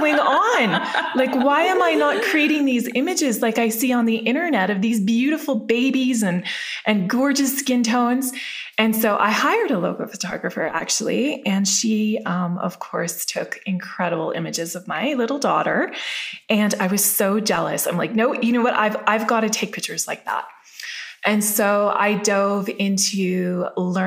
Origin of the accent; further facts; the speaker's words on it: Calgary, Alberta, Canada; I grew up in Calgary, Alberta